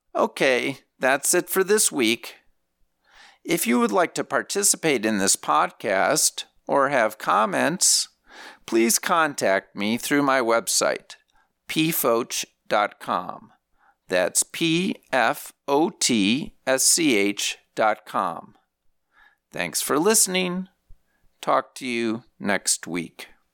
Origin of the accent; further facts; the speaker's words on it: Saint Paul, Minnesota, United States; moved away as an adult; I was from Minnesota, where we pride ourselves in knowing how to survive a deep freeze